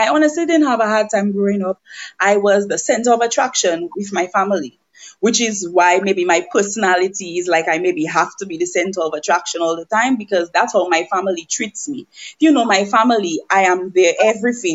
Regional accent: Roseau, Saint George, Dominica; also born or lived in St. Joseph, Dominica; now in Lubbock, United States; I was raised in Portersville, Roseau

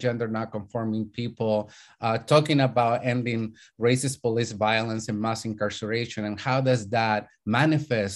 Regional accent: Chile; now in United States; I'm an immigrant from Chile.

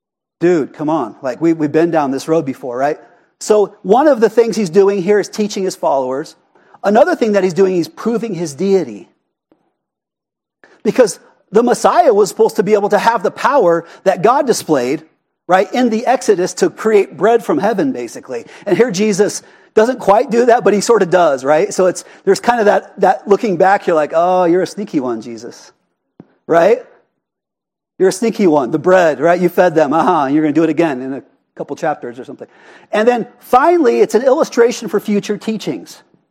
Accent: Prescott Valley, Arizona, United States; accent: Prescott Valley; But you could say there's a better way to pronounce that, but that's my Prescott Valley accent.

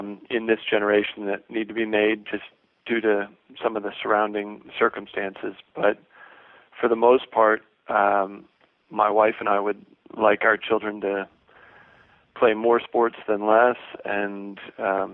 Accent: Ohio, United States; moved away; also born or lived in Lansing, Michigan; I grew up in Ohio, and my parents were recreational players.

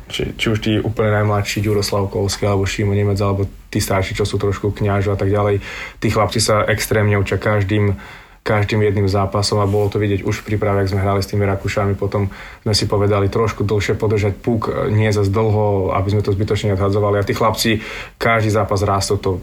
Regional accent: Spišská Nová Ves, Košice Region, Slovakia; moved away; also born or lived in Sweden; som zo Spiske Novej si

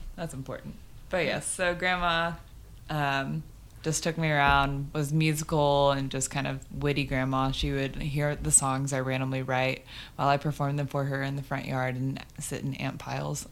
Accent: Garland, Texas, United States; moved away as an adult; also born or lived in Birmingham, Alabama / Lubbock, Texas / Florence, Alabama; now in Nashville, United States; Garland, Texas.

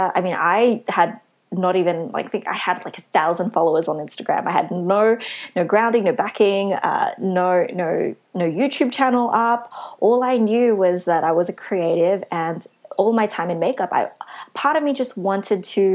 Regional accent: Sydney, New South Wales, Australia; being a Filipino, Asian, Australian woman from Western Sydney.

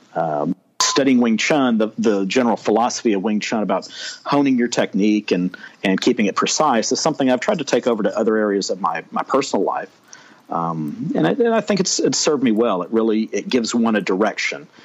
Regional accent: Texas, United States; I am a Texan, born and raised

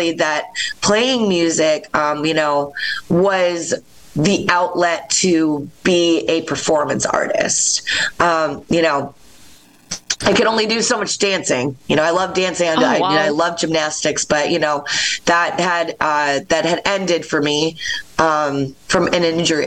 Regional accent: Rochester, New York, United States; moved away as an adult; also born or lived in Philadelphia; I grew up in Rochester, New York

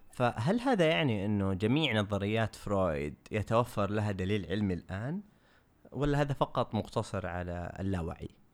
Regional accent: Saudi Arabia; عندنا في السعودية

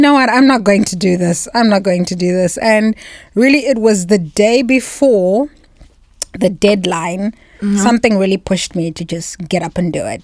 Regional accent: Zimbabwe; moved away as an adult; also born or lived in South Africa; now in Bratislava, Slovakia; I'm a foreigner. I'm not South African. I'm Zimbabwean.

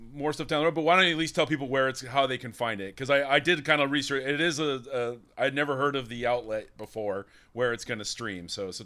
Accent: Sacramento, California, United States; Sacramento? That's my hometown.

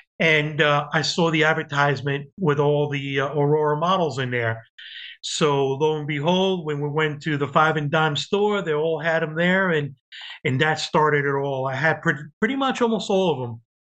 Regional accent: Cuba; born there; moved away; I was living, well, I was born in Cuba, and we came in 1966.

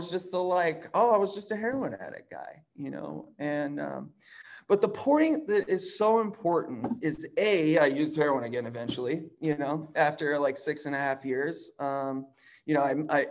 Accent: Chicago, Illinois, United States; I grew up in Chicago

